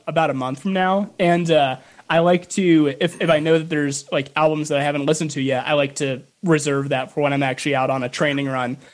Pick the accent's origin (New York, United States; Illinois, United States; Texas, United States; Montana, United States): Illinois, United States; Chicago; moved away; I'm from the Chicagoland area